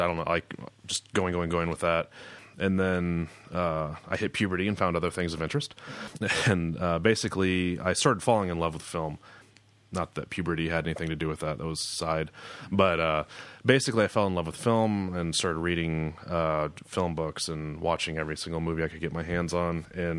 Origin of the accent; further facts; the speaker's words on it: Marshalltown, Iowa, United States; moved away as an adult; also born or lived in Colorado; Yeah, I was born in Marshalltown. I grew up there, 1981, November 30th. And spent up until probably my early 20s, graduated in 2000, moved to Colorado for a ski season.